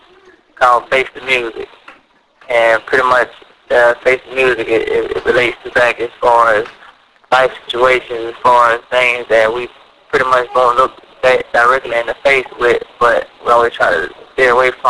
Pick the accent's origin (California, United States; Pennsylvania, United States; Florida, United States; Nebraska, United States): Florida, United States; also born or lived in Jersey City, New Jersey; I was raised in Bears Lake, Florida